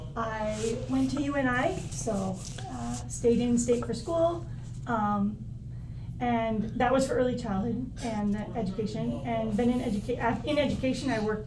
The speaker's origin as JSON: {"language": "English", "town": "Iowa City", "region": "Iowa", "country": "United States", "tie": "born or raised there", "said": "I am from Iowa City. Grew up and went to City High. And my parents still live in Iowa City."}